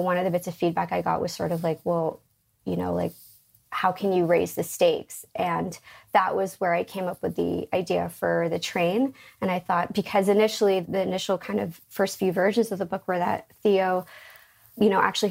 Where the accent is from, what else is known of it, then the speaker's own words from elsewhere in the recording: Canada; also born or lived in London; growing up in Canada as a kid in school